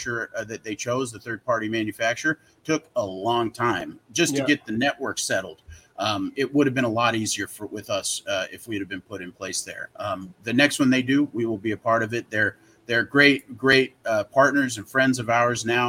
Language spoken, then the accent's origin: English; Salt Lake City, Utah, United States; now in Southern California, United States; I'm originally from Salt Lake City, Utah